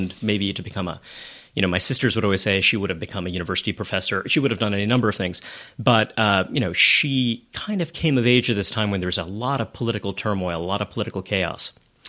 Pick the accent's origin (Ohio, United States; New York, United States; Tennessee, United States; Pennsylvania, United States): New York, United States; New York City; I grew up in Brooklyn. I grew up in Kensington from 9 until I left home for college. And I grew up in Borough Park, a neighborhood that has changed quite a lot.